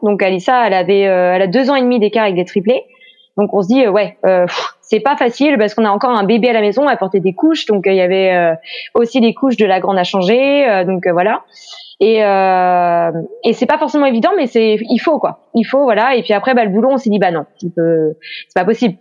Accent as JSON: {"language": "French", "region": "Pays de la Loire", "country": "France", "tie": "born or raised there", "moved": "as an adult", "lives_now": "Brittany, France", "said": "je suis née en Loire-Atlantique, mais voilà je suis restée par amour pour un Breton."}